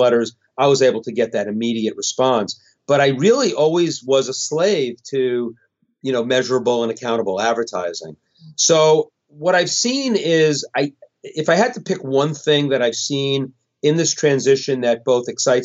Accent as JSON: {"language": "English", "town": "Westport", "region": "Connecticut", "country": "United States", "tie": "born or raised there", "said": "My hometown, Westport, Connecticut"}